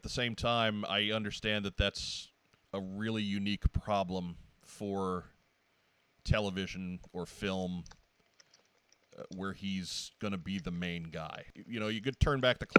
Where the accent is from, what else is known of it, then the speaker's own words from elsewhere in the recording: Long Island, New York, United States; now in St. Louis, United States; I grew up in New York